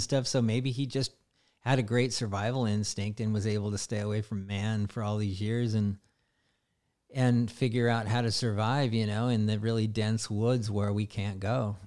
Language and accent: English; the Northwest, Pacific Northwest, United States; I come from the Northwest area